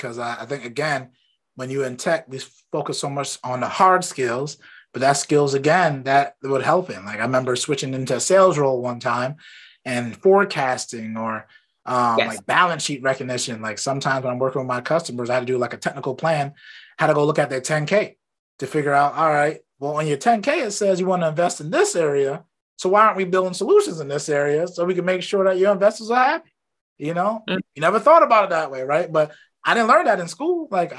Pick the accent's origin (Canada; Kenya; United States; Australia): United States; Brooklyn, New York; Then I know I grew up in Brooklyn.